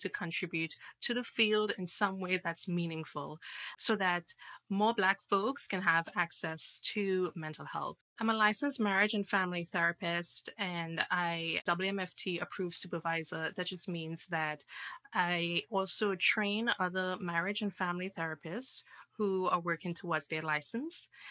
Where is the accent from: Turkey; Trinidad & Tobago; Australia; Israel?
Trinidad & Tobago; now in United States; I am originally from Trinidad